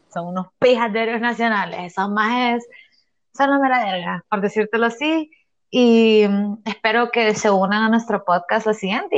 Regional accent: Honduras; yo soy hondureña

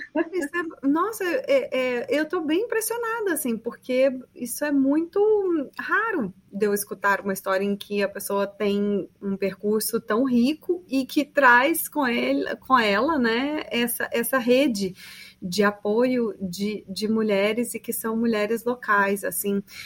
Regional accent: Brazil; nós brasileiros

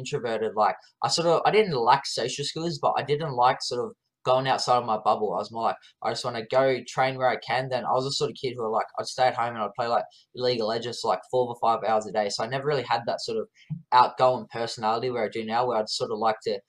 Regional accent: Wollongong, New South Wales, Australia; I was born in, yeah, Wollongong Hospital with my twin, and then, yeah, born and raised in the area, yeah, whole life

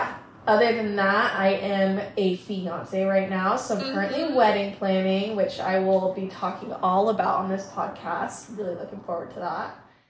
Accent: Vancouver, British Columbia, Canada; also born or lived in Chicago; now in Portland, United States; I'm originally from Vancouver. I lived in Chicago for a while I went to school, and am currently living in Portland.

